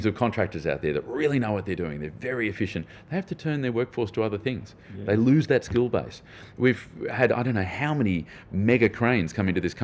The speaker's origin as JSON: {"language": "English", "country": "Australia", "said": "as an Australian"}